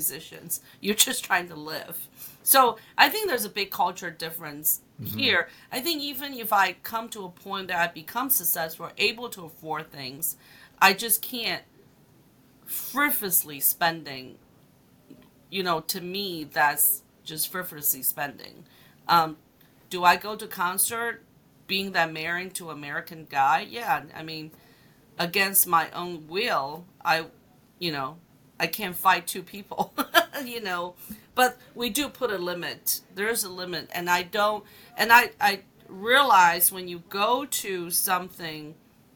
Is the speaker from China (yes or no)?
yes; China; also born or lived in Hong Kong; now in United States; when I was growing up in China